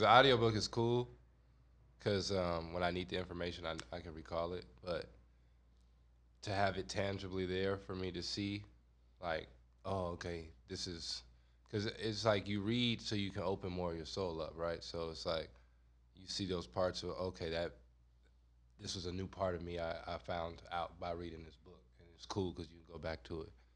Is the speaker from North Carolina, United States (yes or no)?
no; Compton, California, United States; I grew up in Compton